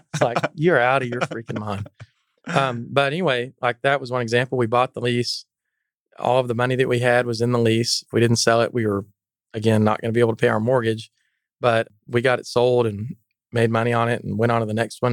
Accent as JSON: {"language": "English", "town": "Canyon", "region": "Texas", "country": "United States", "tie": "born or raised there", "said": "I grew up in the Texas Panhandle in Canyon, Texas."}